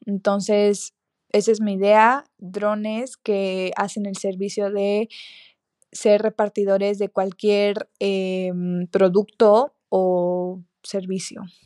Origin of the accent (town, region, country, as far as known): Mexico